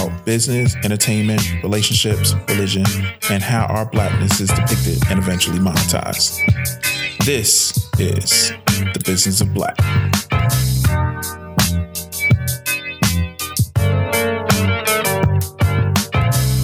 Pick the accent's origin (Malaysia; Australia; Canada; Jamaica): Jamaica; now in United States; I'm Jamaican